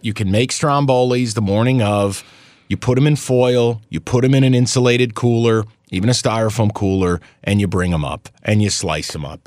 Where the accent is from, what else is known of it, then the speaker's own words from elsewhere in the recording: Albany, New York, United States; my hometown Albany